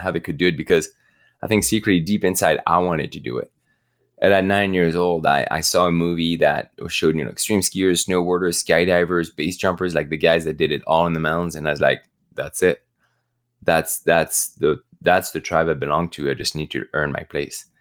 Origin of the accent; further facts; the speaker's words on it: the Alps, France; moved away; also born or lived in Normandy, France; growing up in the Alps